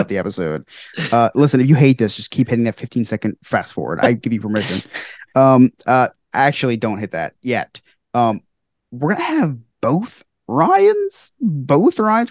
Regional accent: New Jersey, United States; I'm from New Jersey.

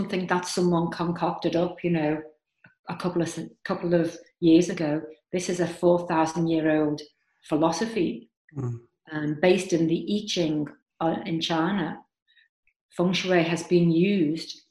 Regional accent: Liverpool, North West England, United Kingdom; moved away; I am from Liverpool, and I have lived and travelled all over the world

